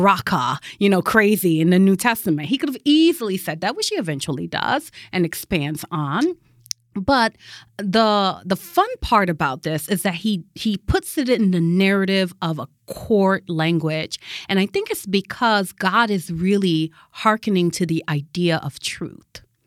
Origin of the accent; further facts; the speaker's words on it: Connecticut, United States; moved away as an adult; also born or lived in Massachusetts / Michigan; from Connecticut, I, you know, went to school in Massachusetts, then came back to Connecticut